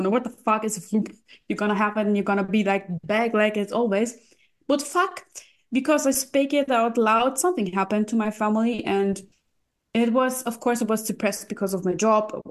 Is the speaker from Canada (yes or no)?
no; Russia; English is a second language; Because we came from Russia, we did my my parents did a lot for me and I couldn't give something back.